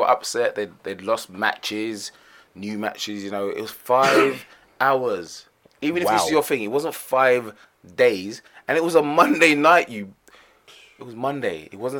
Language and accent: English; United Kingdom; But this does not show you or give you an indication of our overall mentality as British people.